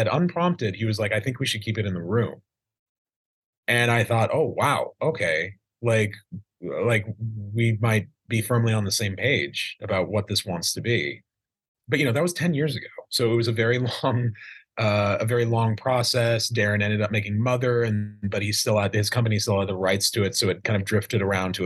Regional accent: Idaho, United States; I grew up in Idaho in a small town.

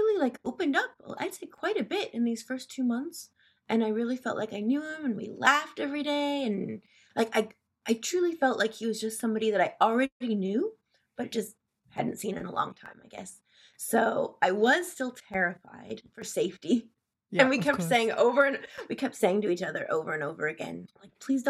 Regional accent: Seattle, Washington, United States; I'm from Seattle, Washington

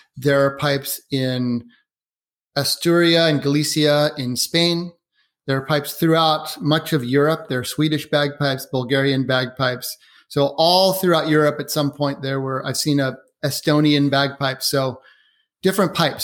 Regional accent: Portland, Oregon, United States; now in Seattle, United States; I grew up in Portland, lived now in, in Washington State in Seattle

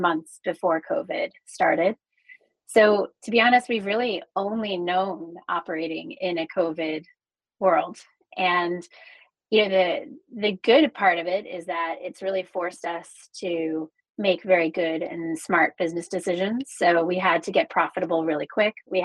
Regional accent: New Jersey, United States; also born or lived in Frankfurt, Germany / New York; now in Los Angeles, United States; I was actually raised in New Jersey

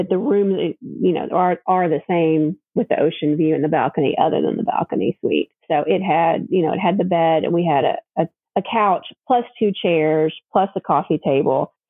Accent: Kentucky, United States; A little girl growing up in Kentucky

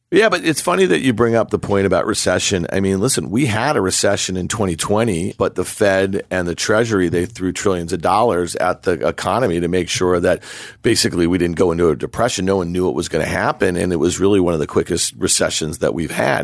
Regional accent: New York, United States; I grew up here in New York

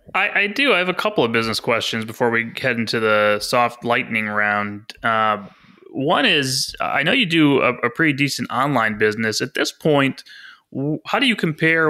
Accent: Chicago, Illinois, United States; as a Chicagoan

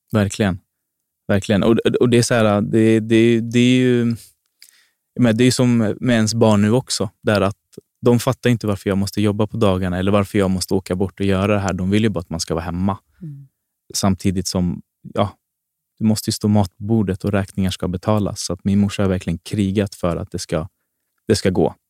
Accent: Botkyrka, Stockholm County, Sweden; jag är född och uppväxt i Fittja.

